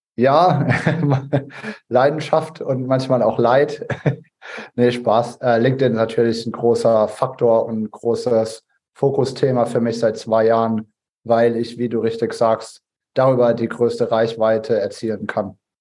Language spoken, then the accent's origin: German; Ladenburg, Baden-Württemberg, Germany; aus meiner Heimatstadt Ladenburg